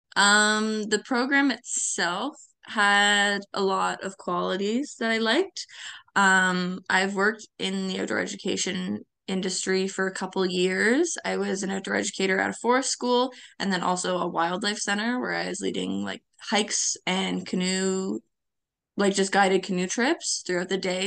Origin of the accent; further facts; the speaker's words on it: Victoria Harbour, Ontario, Canada; moved away as an adult; also born or lived in Ottawa Valley; now in Pembroke, Canada; I grew up in Victoria Harbor